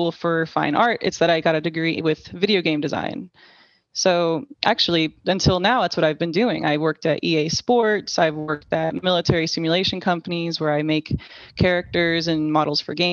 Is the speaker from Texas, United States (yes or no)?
yes; Southlake, Texas, United States; I was raised in Southlake, Texas.